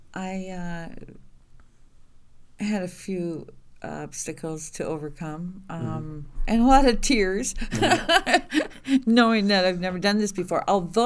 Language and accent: English; Willard, Wisconsin, United States; I am from Willard.